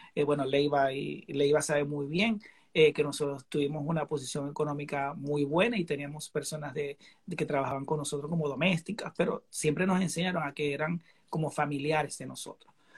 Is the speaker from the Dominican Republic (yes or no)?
no; Venezuela; now in Chicago, United States